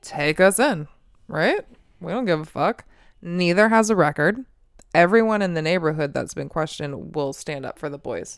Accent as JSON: {"language": "English", "country": "United States"}